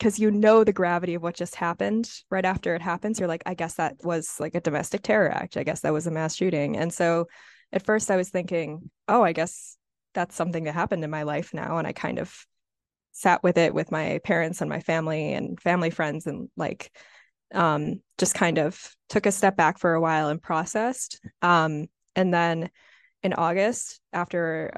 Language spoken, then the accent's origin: English; Highland Park, Illinois, United States; now in Evanston, United States; I currently live in Evanston, Illinois, but I'm from Highland Park